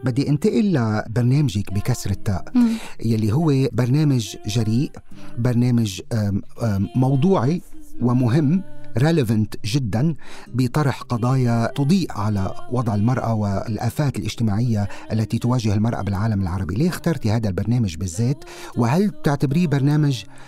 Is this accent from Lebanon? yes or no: yes; Tripoli, North Governorate, Lebanon; نحن اثنين من لبنان طرابلس